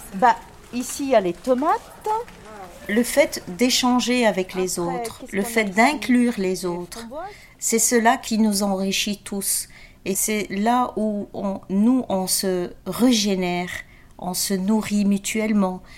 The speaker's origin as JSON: {"language": "French", "town": "Genk", "region": "Flanders", "country": "Belgium", "tie": "born or raised there", "also_born_or_lived": "Agadir, Morocco", "moved": "as an adult", "lives_now": "Brussels, Belgium", "said": "Mon papa était travaillait dans les mines à Henk"}